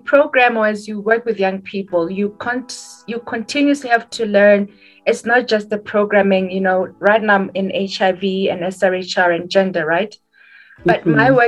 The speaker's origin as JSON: {"language": "English", "country": "Botswana", "said": "I come from Botswana"}